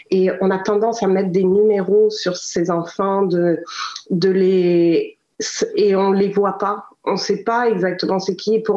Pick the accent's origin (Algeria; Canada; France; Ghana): Canada; Quebec; also born or lived in Africa; en tant que Québécoise, j'ai vraiment eu ce feeling que j'ai pas eu une vie conventionnelle. J'ai eu une vie où j'ai euh, j'ai beaucoup voyagé, je suis née, j'ai grandi en Afrique